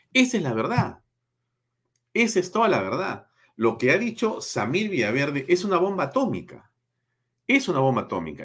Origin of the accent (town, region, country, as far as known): Peru